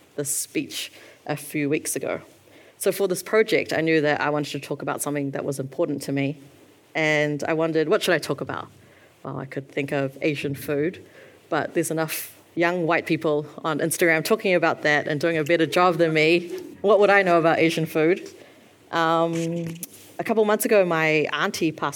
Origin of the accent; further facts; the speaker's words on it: New Zealand; when I was born and raised here